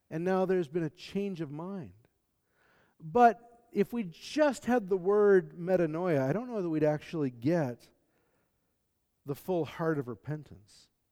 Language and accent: English; the American South, United States; I'm from the American South